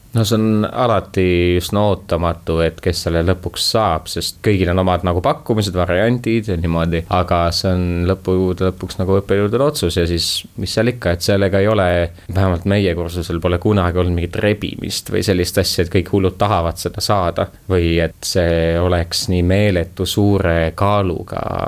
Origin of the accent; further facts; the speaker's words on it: Tallinn, Harju County, Estonia; ma kolisin Tallinnasse siis, kui ma läksin esimesse klassi, ehk siis võib öelda, et äh, ma olen tallinlane.